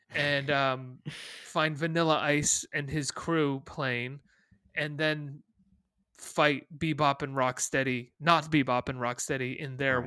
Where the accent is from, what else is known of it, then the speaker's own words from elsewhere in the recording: Western Massachusetts, United States; I grew up in Western Massachusetts, specifically next door to Northampton, Massachusetts